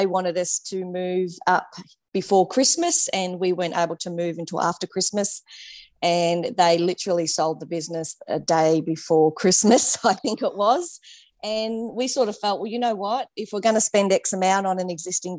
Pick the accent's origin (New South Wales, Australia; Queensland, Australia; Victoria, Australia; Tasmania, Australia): Victoria, Australia; Geelong; moved away as an adult; We're originally from Geelong